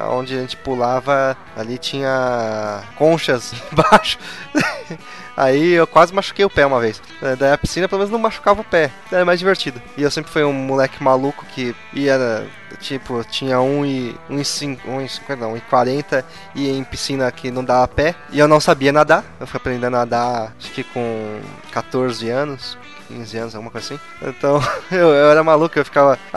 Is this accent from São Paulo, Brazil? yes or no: yes; São Paulo, Brazil; Nasci, e Cresci, nasci e cresci em São Paulo, mas eu passava todas as férias aqui.